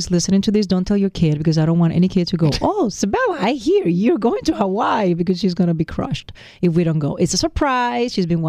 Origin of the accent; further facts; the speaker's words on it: Puerto Rico; moved away; I'm blessed as a Puerto Rican to be an American citizen.